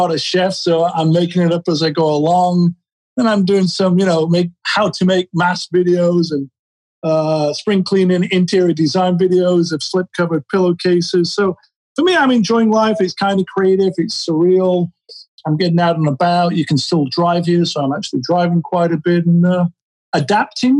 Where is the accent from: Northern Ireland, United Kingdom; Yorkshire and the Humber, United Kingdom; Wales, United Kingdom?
Yorkshire and the Humber, United Kingdom; Sheffield; moved away as an adult; now in Los Angeles, United States; I was born in Sheffield, England in 1967, moved out to LA as a 19-year-old in 1986